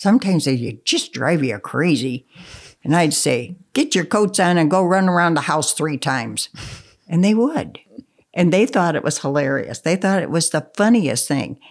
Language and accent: English; Russell, Pennsylvania, United States; also born or lived in Cable Hollow, Pennsylvania; I grew up in Russell